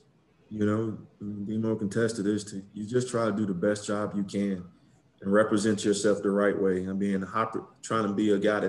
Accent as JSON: {"language": "English", "town": "Belle Glade", "region": "Florida", "country": "United States", "tie": "born or raised there", "also_born_or_lived": "West Virginia", "moved": "as an adult", "lives_now": "Pennsylvania, United States", "said": "Florida always holds a special place for me growing up in Belgrade. Everybody from my high school went to Florida. I think I broke it when I left and went to West Virginia."}